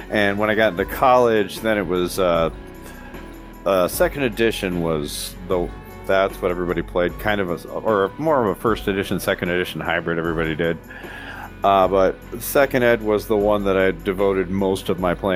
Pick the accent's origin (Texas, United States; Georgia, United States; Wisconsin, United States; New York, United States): Wisconsin, United States; I am from the birthplace of Dungeons & Dragons, Wisconsin. I live in Eau Claire, Wisconsin right now